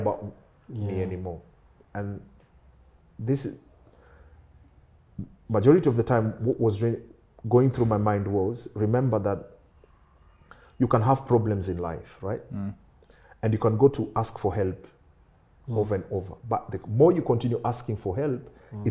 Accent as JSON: {"language": "English", "country": "Kenya", "tie": "born or raised there", "moved": "as an adult", "lives_now": "United Kingdom", "said": "I was born in Kenya"}